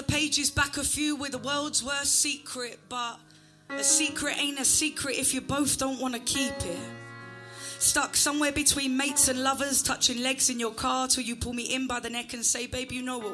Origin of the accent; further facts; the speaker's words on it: Essex, East of England, United Kingdom; I'm from Essex and that's how I talk